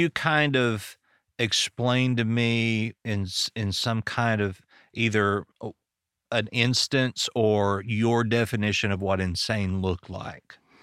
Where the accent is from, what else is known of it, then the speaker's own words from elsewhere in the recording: Arkansas, United States; I'm from Arkansas